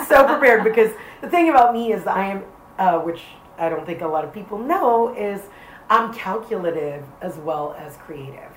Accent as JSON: {"language": "English", "town": "New York City", "region": "New York", "country": "United States", "tie": "born or raised there", "said": "I grew up in the South Bronx in an area called Soundview"}